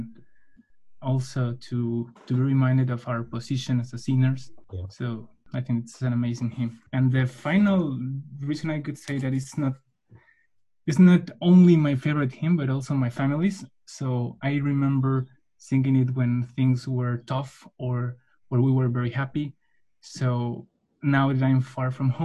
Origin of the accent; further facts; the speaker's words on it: Mexico City, Mexico; moved away as an adult; now in Switzerland; I'm from Mexico, Mexico City